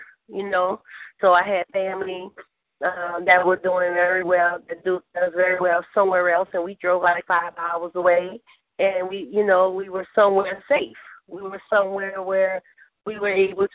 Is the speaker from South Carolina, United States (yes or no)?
no; New Orleans, Louisiana, United States; where I was born and raised at in New Orleans, Louisiana